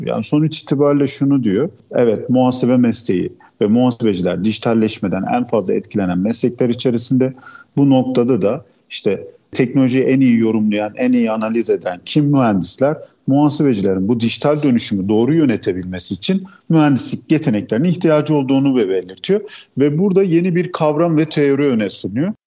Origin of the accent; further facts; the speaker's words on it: Gaziantep, Turkey; Gaziantep doğumluyum. Gaziantep'te yaşıyorum.